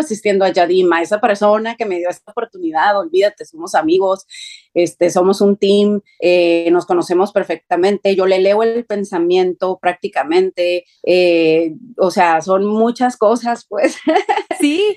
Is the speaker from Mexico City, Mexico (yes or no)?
no; Tijuana, Baja California, Mexico; yo soy de la frontera, soy de Tijuana